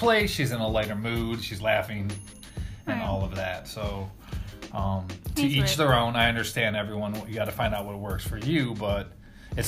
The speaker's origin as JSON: {"language": "English", "region": "Northeast Ohio", "country": "United States"}